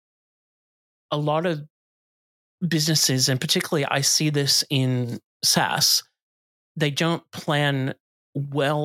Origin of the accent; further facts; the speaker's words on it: United States; moved away as an adult; now in Australia; I grew up in the States